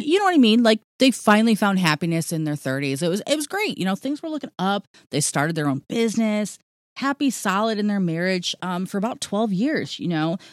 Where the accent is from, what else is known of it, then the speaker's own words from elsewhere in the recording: Ohio, United States; I'm from Ohio